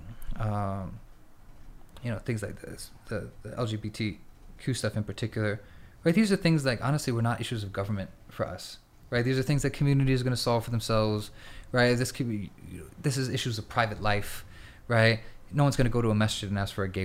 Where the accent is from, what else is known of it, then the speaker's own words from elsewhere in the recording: United States; now in Istanbul, Turkey; we're in currently in America, we're American citizens